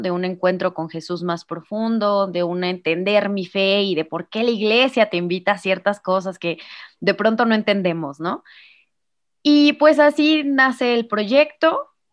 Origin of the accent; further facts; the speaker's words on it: Irapuato, Guanajuato, Mexico; soy de Irapuato, Guanajuato, México, en el Bajío